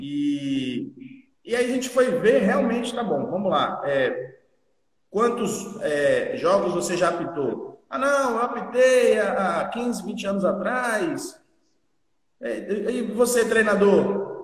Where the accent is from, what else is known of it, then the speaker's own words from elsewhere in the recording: Teixeira de Freitas, Bahia, Brazil; now in Porto Seguro, Brazil; Joguei por Teixeira de Freitas, que é minha cidade natal, a cidade no extremo sul da Bahia